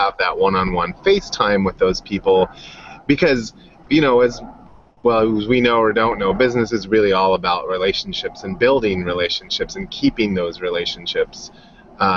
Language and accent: English; Los Angeles, California, United States; moved away as an adult; now in Orange County, United States; I'd been up in the San Fernando Valley my whole time.